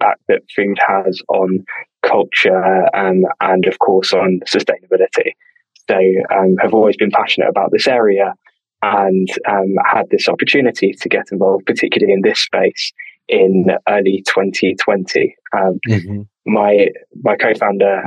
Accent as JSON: {"language": "English", "region": "London", "country": "United Kingdom", "tie": "born or raised there", "said": "We grew up together in North London"}